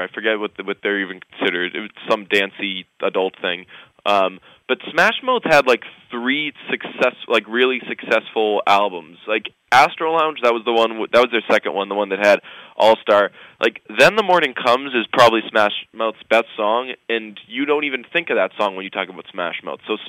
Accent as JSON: {"language": "English", "country": "United States", "tie": "born or raised there", "said": "I was raised as an American"}